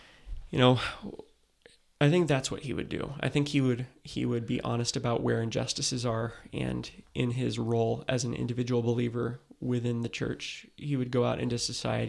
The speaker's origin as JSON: {"language": "English", "region": "West Coast", "country": "United States", "tie": "born or raised there", "said": "For me, you know, I grew up on the West Coast where these things look differently than they do in the South."}